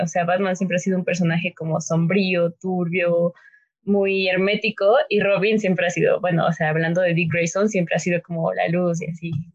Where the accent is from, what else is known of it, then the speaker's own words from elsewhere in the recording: Mexico; yo soy de México, soy mexicana